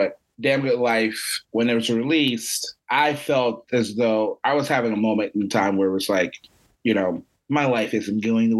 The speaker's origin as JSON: {"language": "English", "town": "Philadelphia", "region": "Pennsylvania", "country": "United States", "said": "I'm from Philly."}